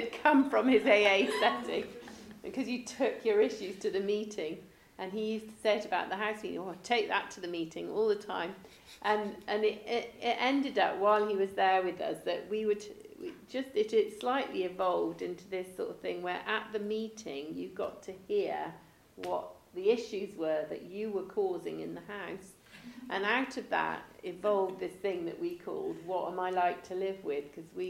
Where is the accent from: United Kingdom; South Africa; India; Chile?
United Kingdom; England; And they would never say it because we're very English and we don't want to.